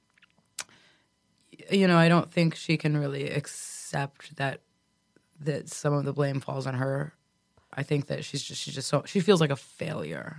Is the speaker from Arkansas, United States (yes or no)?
no; Connecticut, United States; I grew up in Connecticut